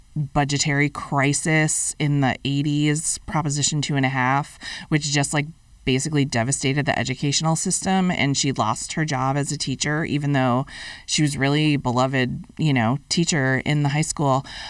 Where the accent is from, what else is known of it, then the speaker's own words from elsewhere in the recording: Fitchburg, Massachusetts, United States; moved away as an adult; my college, Fitchburg State College, in my hometown